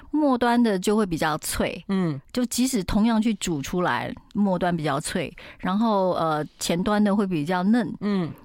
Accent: Taiwan; 我是台湾人家庭嘛，我妈妈，我妈妈台南人，爸爸嘉义人

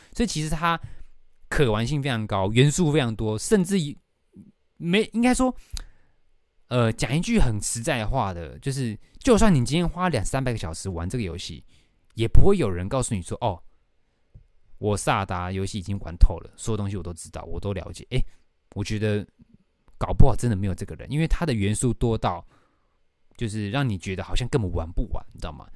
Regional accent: Taoyuan, Taiwan; now in Taipei, Taiwan; 我要回我的老家桃园

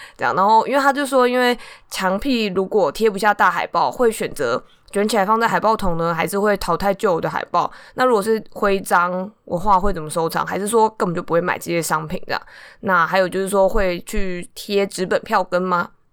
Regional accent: Taipei, Taiwan; 我是台北人

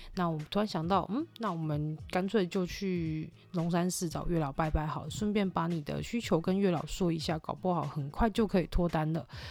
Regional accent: Tainan, Taiwan; moved away as an adult; now in Taoyuan, Taiwan; 本身是台南人关系，我只是嫁桃园嘛

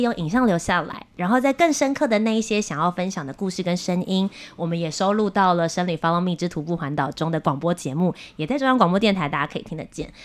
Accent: Kaohsiung, Taiwan; 我是高雄人

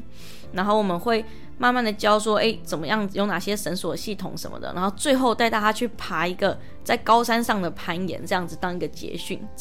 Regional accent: Taiwan; 就像是我说，我们台湾人大部分都只知道登山就是健行，但其实登山不只是健行。

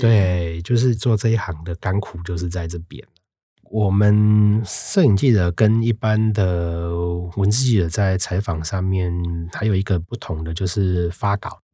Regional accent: Tainan, Taiwan; 我是台南人

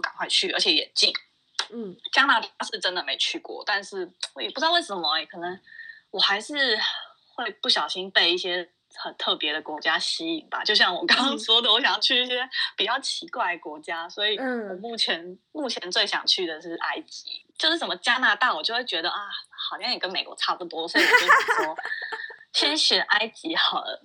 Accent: Taiwan; moved away as an adult; now in United States; 我爸爸就以前就是在美国念书，然后嗯他就在美国生，生下我，所以我已经是美国公民了，所以我有点就是幸运，就我很幸运，就是我就是在哦。美国出生的，所以我一出生就有公民，但是我五岁的时候，我爸妈就搬回去台湾了嗯。，所以我其实 我其实不是什么 A B C，就是我英文没有到超好，就是英文不是我的主要美语，然后我的文化也是比较台湾，因为我，我之后就是国小、国中、高中都是在台湾嗯。就读的，所以我还，我算是蛮台的

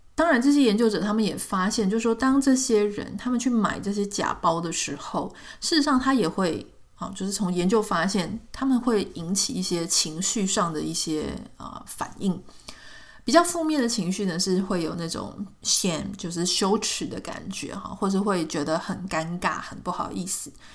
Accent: Taiwan; 我自己也是在台湾长大嘛

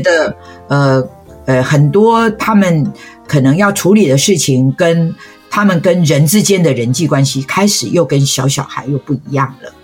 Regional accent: Taiwan; 我们台湾人

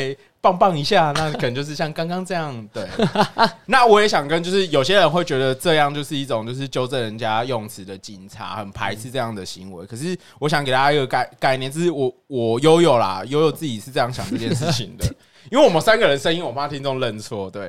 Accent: Taiwan; 那我们是台湾人，讲“台”理论上应该是赞扬的。

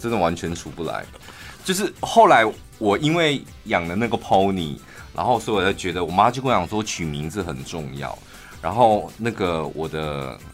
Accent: Taichung, Taiwan; 我们都是台中人

